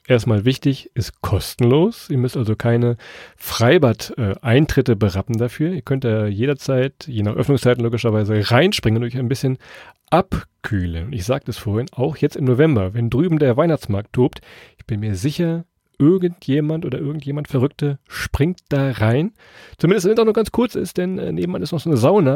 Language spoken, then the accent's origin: German; Lower Saxony, Germany; bei uns in Deutschland, Niedersachsen, wo wir herkommen